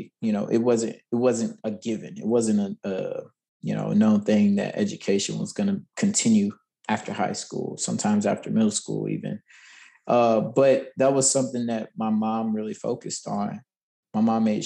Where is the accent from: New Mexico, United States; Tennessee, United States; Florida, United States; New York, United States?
Tennessee, United States; Nashville; I grew up in Nashville. I'm born and bred here, and this is hometown